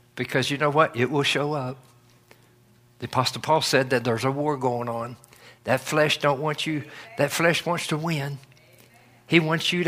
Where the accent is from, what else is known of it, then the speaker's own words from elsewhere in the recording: North Carolina, United States; Where I grew up in North Carolina